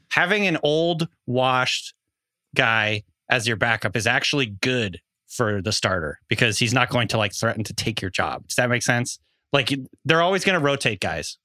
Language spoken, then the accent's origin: English; Bellingham, Washington, United States; I grew up in Bellingham, the Mount Baker snow line